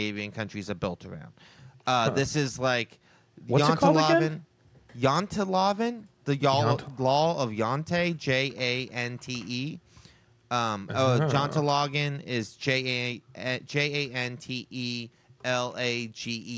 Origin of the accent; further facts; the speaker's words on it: United States; as an American